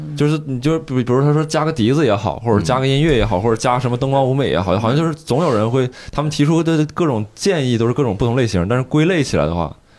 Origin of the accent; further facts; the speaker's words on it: Northeast China, China; 咱们东北人